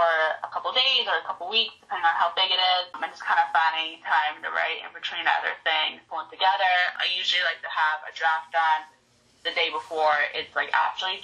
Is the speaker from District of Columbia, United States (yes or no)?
no; D.C. area, Maryland, United States; now in Denver, United States; I'm originally from the Maryland, D.C. area